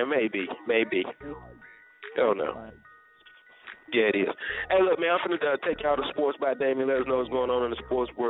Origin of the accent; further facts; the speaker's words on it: North Carolina, United States; I'm from North Carolina.